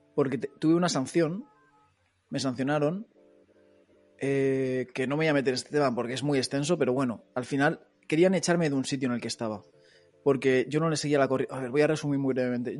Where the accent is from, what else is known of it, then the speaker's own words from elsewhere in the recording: Móstoles, Community of Madrid, Spain; moved away as an adult; now in Barcelona, Spain; yo soy de Madrid pero soy de un barrio de Móstoles, o sea, las afueras de las afueras, digamos. Eh, estoy pegado a, a, todo campos de estos de trigo que parece que estás ahí en Castilla-La Mancha